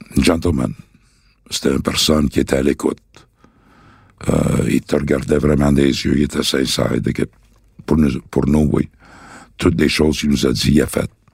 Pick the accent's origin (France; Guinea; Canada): Canada; Montreal, Quebec; je viens de Saint-Henri, de saint henri point Pointe-Saint-Charles. C'est là vraiment que j'ai connu le, le crime organisé. Quand j'étais jeune